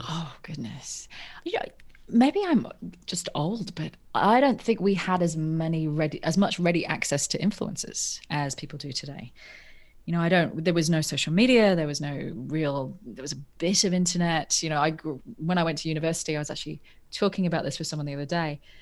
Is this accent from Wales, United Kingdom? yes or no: no; Norfolk, East of England, United Kingdom; I grew up in England, in North, a place called Norfolk that no one's ever heard of.